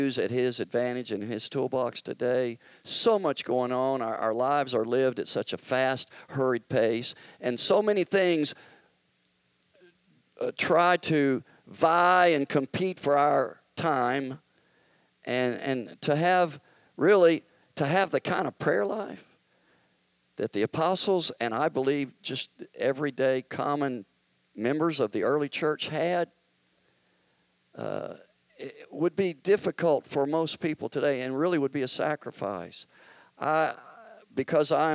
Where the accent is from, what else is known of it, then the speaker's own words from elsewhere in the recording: Memphis, Tennessee, United States; moved away; I grew up in Memphis, the church that I was a part of practically my whole life